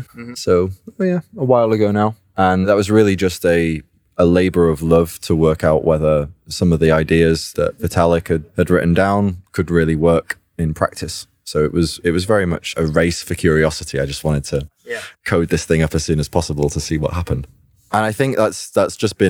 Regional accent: United Kingdom; I'm a British-born computer programmer

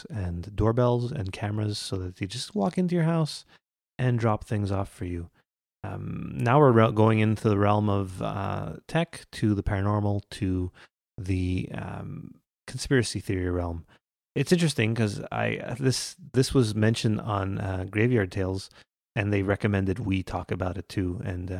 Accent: Quebec, Canada; Unlike us, who are not delightful Canadians. We're just we're from Quebec.

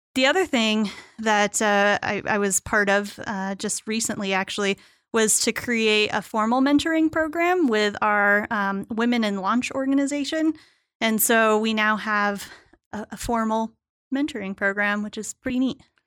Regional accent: Tucson, Arizona, United States; in Tucson, where I grew up.

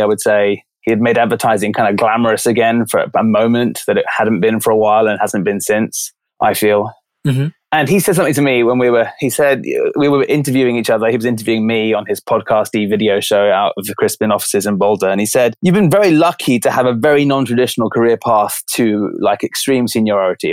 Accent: London, United Kingdom; moved away; I grew up in London

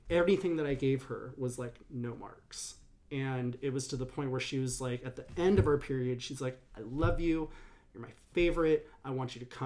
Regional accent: Berkeley, California, United States; In uh, Berkeley, California.

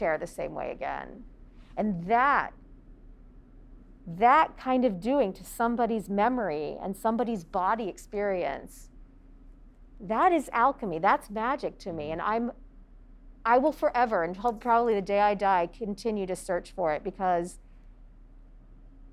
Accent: United States; There wasn't a whole lot of physical theater when I was growing up in the United States

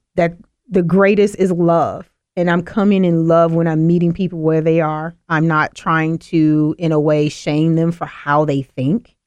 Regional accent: the South, United States; I'm from the South

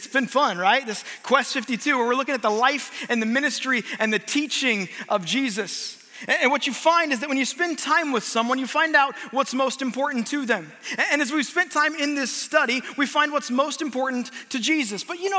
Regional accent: Omaha, Nebraska, United States; But like Jacob said, I am from Omaha, Nebraska.

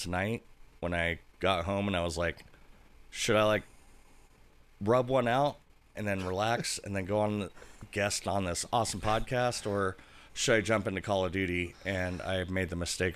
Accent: California, United States; I grew up on the West Coast

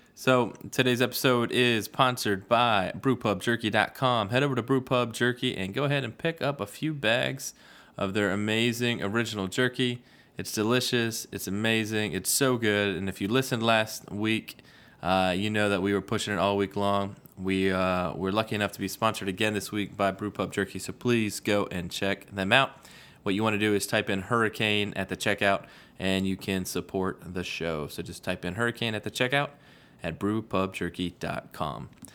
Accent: Virginia Beach, Virginia, United States; we're growing up in Virginia Beach

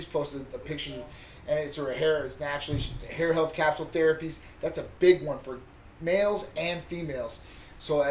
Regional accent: Midwest, United States; moved away as an adult; now in Florida, United States

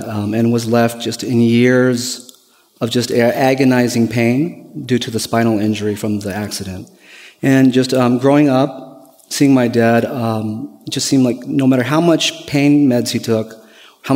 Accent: Bay Area, California, United States; moved away as an adult; Me and my wife, we're originally from the Bay Area, California. We moved here November of last year for the purpose of me going to school

